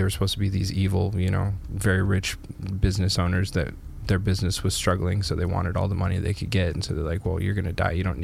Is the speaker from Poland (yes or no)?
no; Canada; moved away; my hometown in Canada